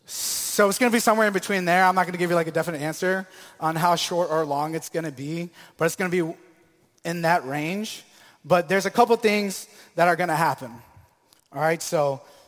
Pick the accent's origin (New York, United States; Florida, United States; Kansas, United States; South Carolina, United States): Florida, United States; Tampa; also born or lived in Maryland; I was born in Maryland, but raised here in Tampa, Florida.